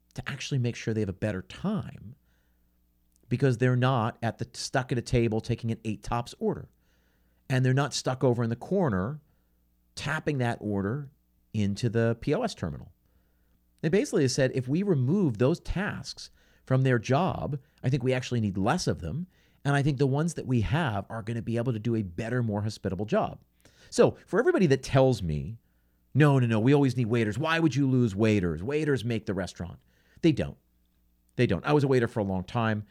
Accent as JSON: {"language": "English", "area": "outside of Philadelphia", "region": "Pennsylvania", "country": "United States", "tie": "born or raised there", "said": "I grew up outside of Philadelphia"}